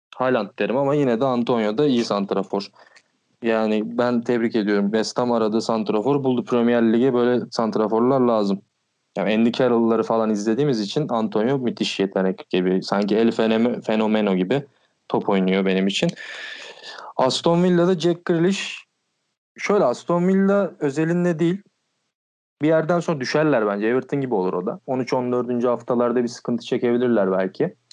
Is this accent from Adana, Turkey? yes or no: no; Balıkesir, Turkey; moved away as an adult; now in Istanbul, Turkey; ben Balıkesirliyim.